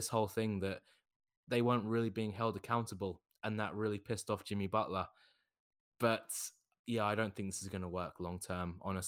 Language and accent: English; United Kingdom; As being a Brit, we don't have anything like this in Britain